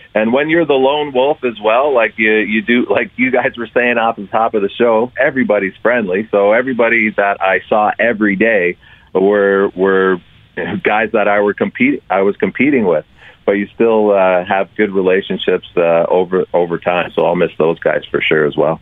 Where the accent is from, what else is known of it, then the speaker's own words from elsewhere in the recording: Stouffville, Ontario, Canada; moved away as an adult; also born or lived in Calgary, Alberta; now in Toronto, Canada; we both grew up in Ontario. I'm from Stouffville.